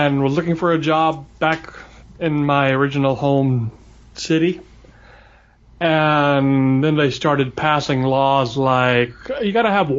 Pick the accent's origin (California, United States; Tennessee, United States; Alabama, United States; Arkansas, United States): Alabama, United States; moved away as an adult; also born or lived in Atlanta, Georgia / Vermont; now in Burlington, United States; I grew up in Alabama.